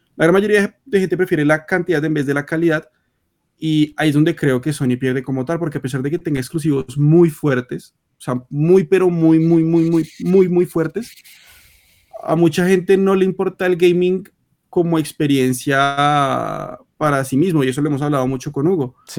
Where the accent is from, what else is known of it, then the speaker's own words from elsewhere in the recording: Colombia; somos de Colombia